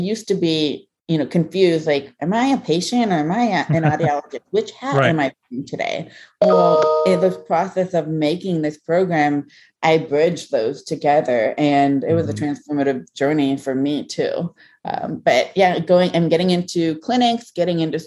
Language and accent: English; Ohio, United States; being an American-born Chinese in a very small town in Ohio